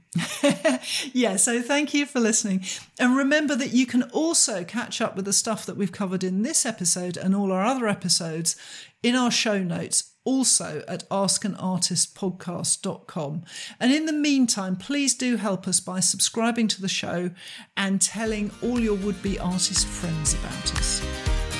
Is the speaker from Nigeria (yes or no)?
no; United Kingdom; as a British person